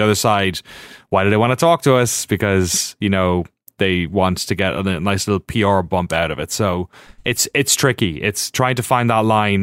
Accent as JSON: {"language": "English", "country": "Ireland", "tie": "born or raised there", "moved": "as an adult", "lives_now": "United States", "said": "growing up in Ireland, watching GameSpot at home"}